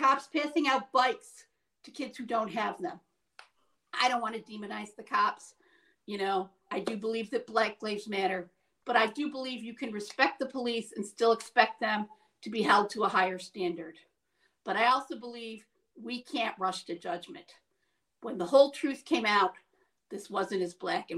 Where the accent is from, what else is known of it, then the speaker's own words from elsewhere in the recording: Syracuse, New York, United States; This is my backyard. This is my hometown. This is where I live.